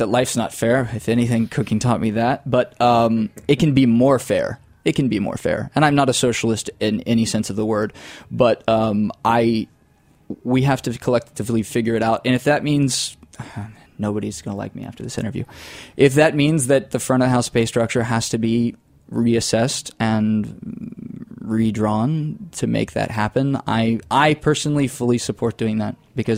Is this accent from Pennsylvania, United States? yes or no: no; Florida, United States; I come from the panhandle, so the lower Alabama part of Florida, Redneck Riviera. I didn't suppress my accent intentionally. It just kind of happened from moving around the world a little bit as I did during and after school.